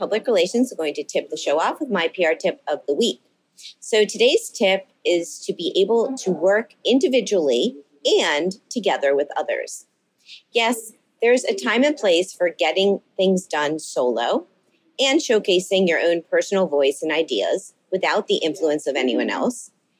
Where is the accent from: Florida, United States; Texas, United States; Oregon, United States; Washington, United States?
Florida, United States; Miami; Today, I'm on location in my hometown of Miami